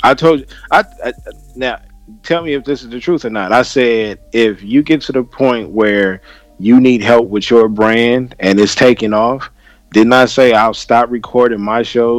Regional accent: California, United States; I'm from California.

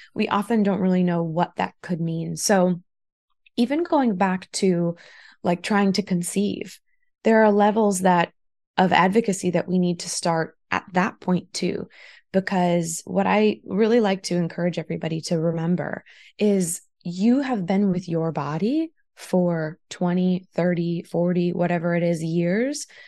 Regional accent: Taunton, Massachusetts, United States; I grew up in Taunton primarily

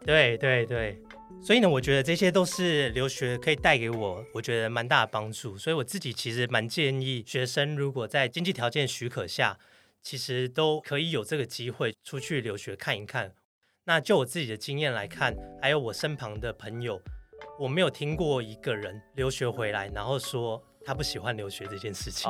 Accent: Taiwan; also born or lived in United States; 就只有我一个台湾人

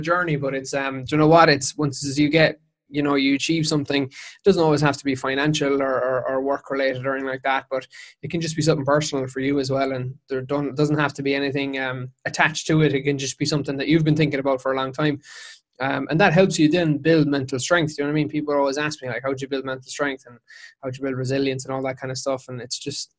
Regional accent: Dingle, Munster, Ireland; I'm from West Kerry. I'm from Dingle

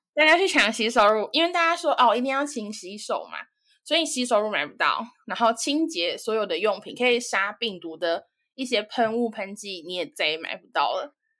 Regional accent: Taiwan; moved away as an adult; now in United Kingdom; 身为台湾人

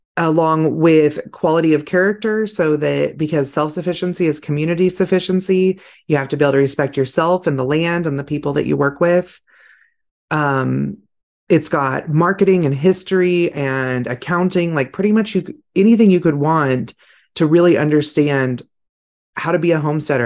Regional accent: California, United States; I grew up in California

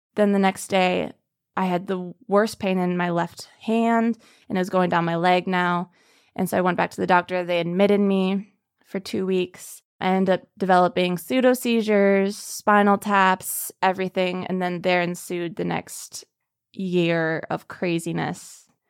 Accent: Minneapolis, Minnesota, United States; I'm from Minneapolis, Minnesota.

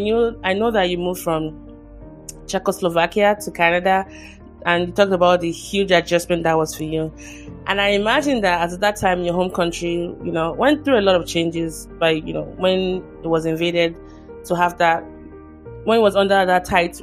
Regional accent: Nigeria; now in United States; I'm originally from Nigeria, and my country still has a long way

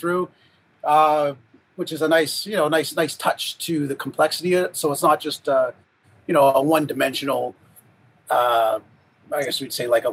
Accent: Huntsville, Ontario, Canada; I grew up in Huntsville

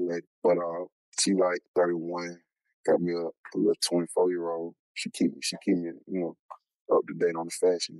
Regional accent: Charlotte, North Carolina, United States; I'm from Charlotte, North Carolina. Born and raised, you know, the east side.

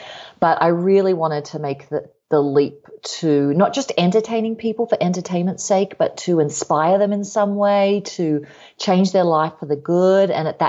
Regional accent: Australia; moved away; Yeah, well, I'm originally from Australia. Some of you could probably hear the half and half accent there. After this 2 month trip, I will be sounding a lot more Australian just overnight.

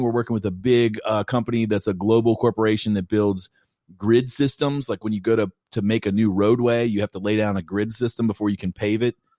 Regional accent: Kentucky, United States; I'm from Kentucky

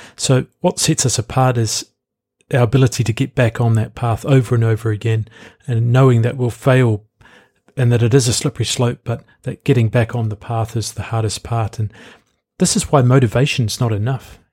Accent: New Zealand; I'm from New Zealand.

